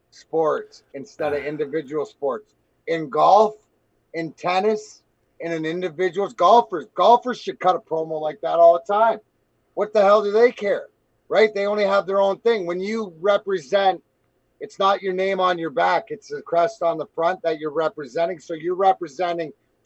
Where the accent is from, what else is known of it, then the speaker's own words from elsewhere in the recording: Canada; And being Canadian, you gotta love it.